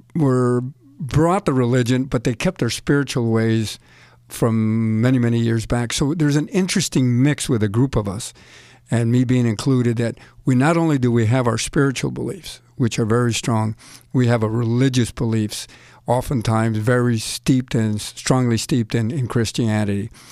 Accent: El Paso, Texas, United States; now in New Jersey, United States; Growing up in El Paso

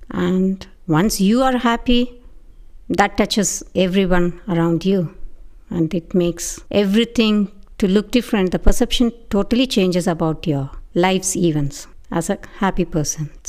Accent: India; moved away; I grew up in India and I never heard about Thanksgiving till I came to this country.

